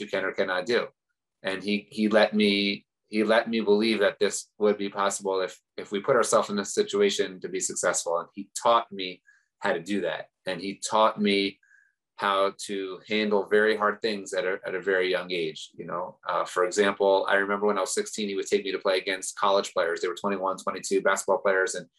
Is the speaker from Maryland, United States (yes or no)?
yes; Baltimore, Maryland, United States; I grew up in Baltimore, Maryland